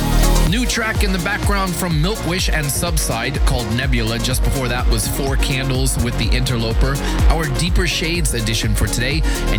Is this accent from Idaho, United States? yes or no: no; Miami, Florida, United States; my hometown of Miami